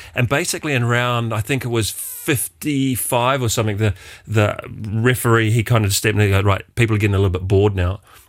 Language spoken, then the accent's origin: English; Wellington, New Zealand; From my hometown, Wellington, New Zealand.